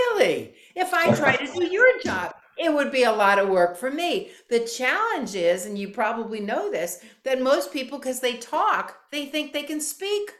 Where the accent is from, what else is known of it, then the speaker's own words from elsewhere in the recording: New York, United States; now in Florida, United States; I'm from New York